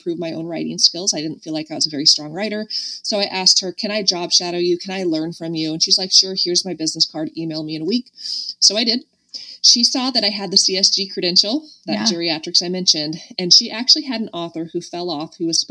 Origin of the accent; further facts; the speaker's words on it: Medford, Oregon, United States; I was from Medford, and like probably no one else there was from Medford, Oregon.